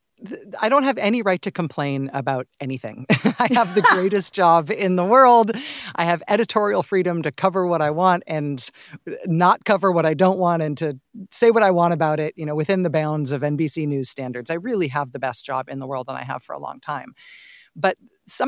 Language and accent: English; Castro Valley, California, United States; My parents still live in the house that I grew up in Castro Valley. I still have lots of ties to the Bay Area.